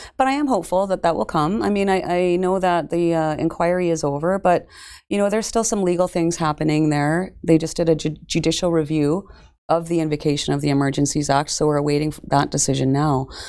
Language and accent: English; Canada; born or raised there